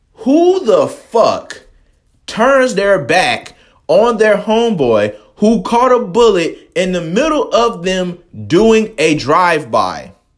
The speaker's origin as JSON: {"language": "English", "town": "Atlanta", "region": "Georgia", "country": "United States", "said": "I'm from Atlanta"}